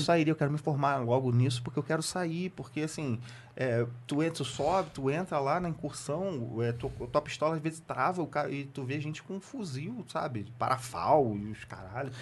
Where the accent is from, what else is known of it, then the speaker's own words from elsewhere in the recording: Rio de Janeiro, Brazil; also born or lived in Santa Cruz, Rio de Janeiro; Eu, eu sou da, da Zona Norte, da Leopoldina. Sou da, da subúrbio da Leopoldina